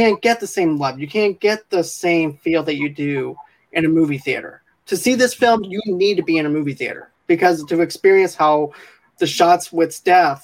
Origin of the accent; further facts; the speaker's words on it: Boston, Massachusetts, United States; now in Mississippi, United States; I'm actually originally from Boston as well